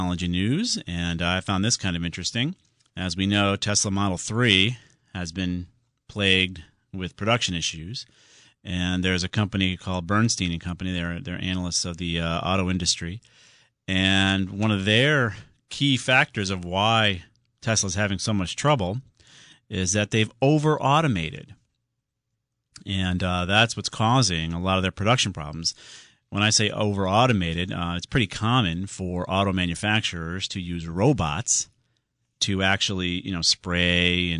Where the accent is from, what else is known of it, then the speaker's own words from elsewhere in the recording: Southington, Connecticut, United States; in Southington, my hometown